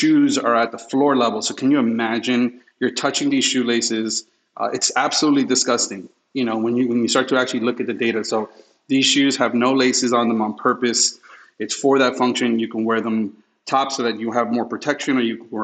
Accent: New York City, New York, United States; When I was raised in New York and Queens, I lived in front of a hospital

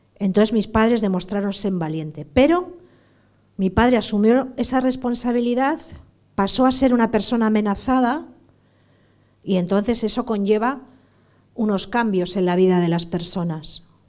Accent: San Sebastián, Basque Country, Spain; also born or lived in Bilbao; yo soy de San Sebastián

